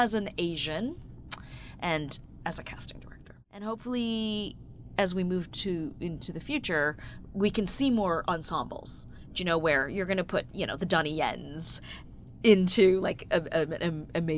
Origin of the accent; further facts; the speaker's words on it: Toronto, Ontario, Canada; growing up in Toronto and living in Canada